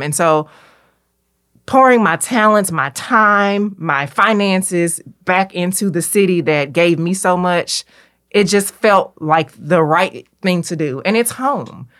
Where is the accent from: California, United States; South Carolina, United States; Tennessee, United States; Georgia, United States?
Tennessee, United States; Memphis; as a native Memphian, as a Southern girl through and through